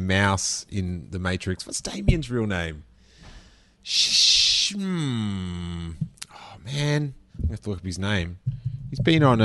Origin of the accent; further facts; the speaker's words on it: Australia; moved away as an adult; now in United States; when I was little, because I was in Australia